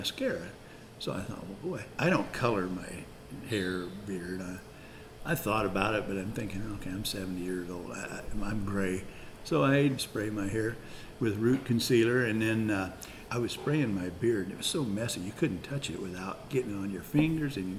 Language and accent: English; East Peoria, Illinois, United States; moved away as an adult; now in Tremont, United States; This is where I live now. I grew up in East Peoria.